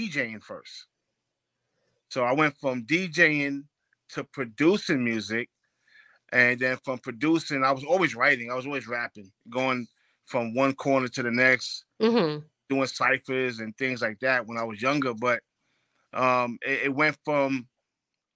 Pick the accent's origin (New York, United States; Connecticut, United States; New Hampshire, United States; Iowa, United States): New York, United States; New York City; also born or lived in Harlem; I was born in Harlem, but I was brought right home to the Bronx from the hospital